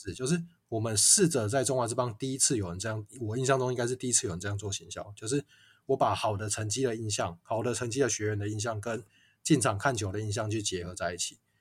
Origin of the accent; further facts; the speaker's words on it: Kaohsiung, Taiwan; also born or lived in China / Tainan; 那我是高雄人，所以想说，诶，有家乡的球队，当然就回来拼一下